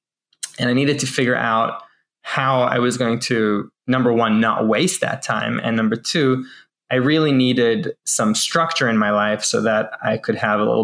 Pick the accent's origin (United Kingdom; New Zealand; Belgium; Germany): New Zealand; now in Israel; I'm Israeli, born in Israel, and I went back to Israel as an adult after growing up in New Zealand